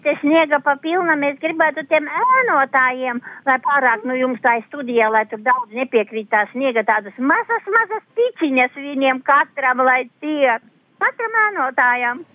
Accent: Balvi Municipality, Latgale, Latvia; moved away; uz savu latgales puses baunovadu. novadu E, uz saviem radiem, draugiem, kas man tur ir, uz manu dzimto pusīti

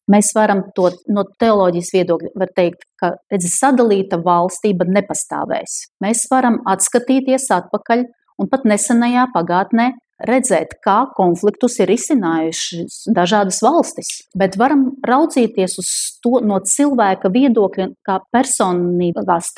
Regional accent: Ukraine; also born or lived in Belarus; Un es esmu vispār ukrainis, bet piedzimis Baltkrievijā 65. gadā.

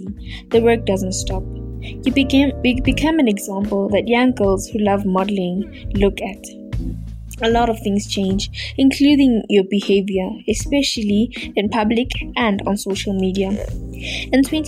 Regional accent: Middelburg, Mpumalanga, South Africa; born and raised in Middleburg, Mpumalanga

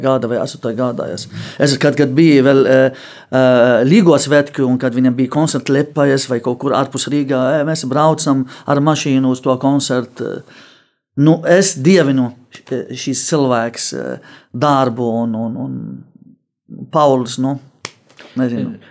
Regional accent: Lebanon; Latvian is a second language; moved away as an adult; now in Latvia; Es Libānā dzīvoju tikai 18 gadi

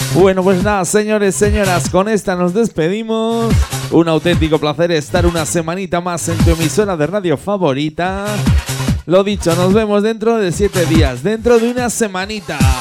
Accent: Gelsa, Aragon, Spain; mi pueblo, en Gelsa

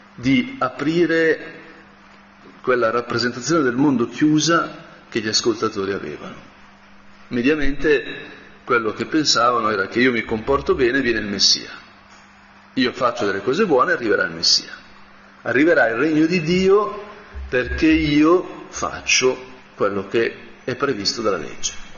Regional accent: Brianza, Lombardy, Italy; da Brianzolo

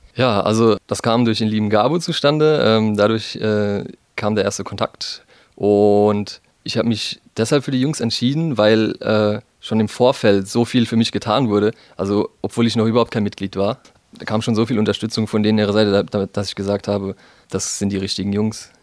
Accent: Heidelberg, Baden-Württemberg, Germany; bei uns in Heidelberg

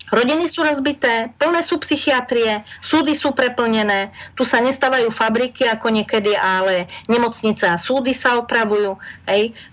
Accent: Košice, Košice Region, Slovakia; Ja som sa narodil v Košiciach.

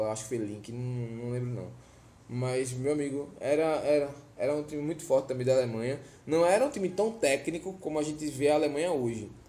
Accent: Olinda, Pernambuco, Brazil; Lá na Rua C, no Guadalupe, em Olinda, ah, onde eu fui criado.

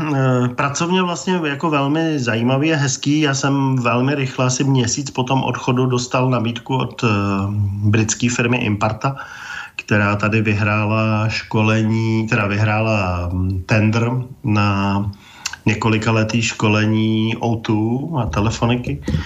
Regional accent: Prague, Czechia; Já jsem vyrůstal v Praze

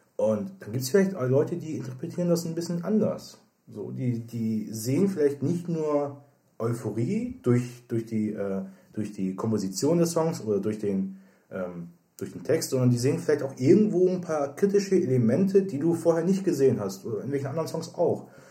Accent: Germany; als Deutscher

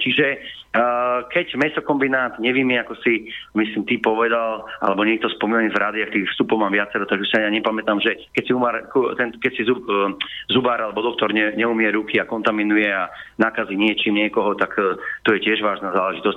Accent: Spiš, Slovakia; ja pochádzam zo Spiša

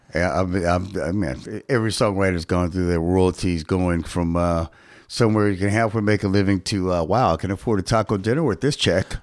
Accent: Shreveport, Louisiana, United States; my hometown

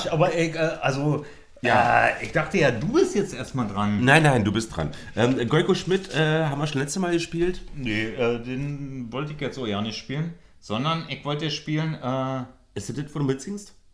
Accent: Berlin, Germany; wohne nicht mehr im Krankenhaus, wo ich geboren bin.

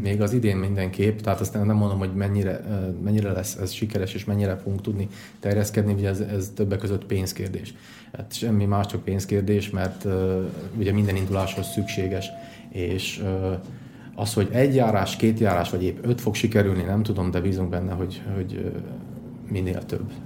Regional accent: Tiszacsernyő, Košice Region, Slovakia; moved away as an adult; also born or lived in Kráľovský Chlmec, Slovakia; now in Dunajská Streda, Slovakia; 23 évig éltem, eh, Tiszacsenőben Királyhámecen születtem

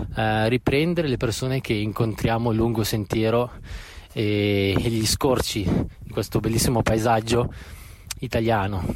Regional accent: Robecco sul Naviglio, Lombardy, Italy; also born or lived in Australia / New Zealand; ho 29 anni e vengo da Robecco su Naviglio, un piccolo paesino in provincia di Milano

